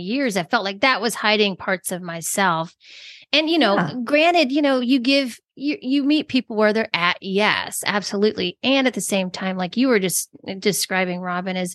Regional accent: Georgia, United States; I'm from Georgia

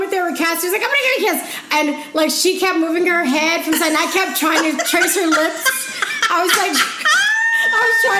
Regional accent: Illinois, United States; I'm from Illinois

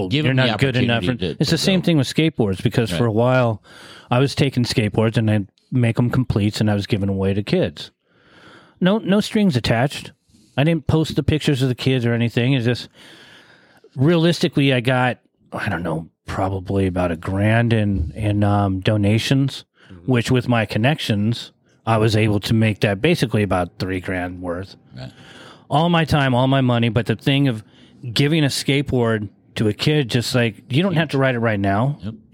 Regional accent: San Diego, California, United States; growing up in Mira Mesa, I graduated in 86

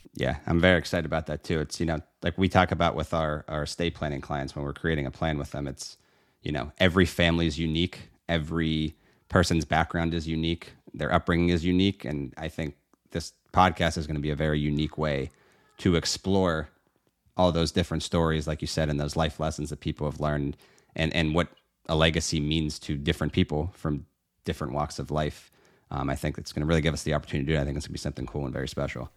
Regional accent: Pittsburgh, Pennsylvania, United States; now in Florida, United States; proudly born and raised in the great city of Pittsburgh, Pennsylvania

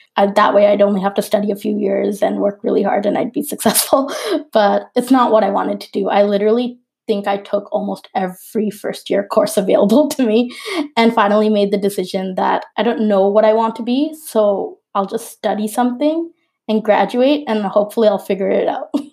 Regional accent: Toronto, Ontario, Canada; I'm a Bangladeshi Canadian product designer from Toronto

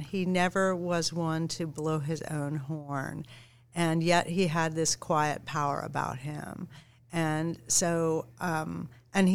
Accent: San Diego, California, United States; now in New York City, United States; I grew up in San Diego

